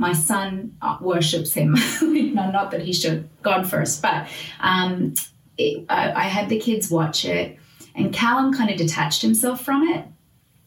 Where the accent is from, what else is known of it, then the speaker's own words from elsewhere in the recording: Australia; now in United States; as an Australian white mom. Like, I didn't grow up here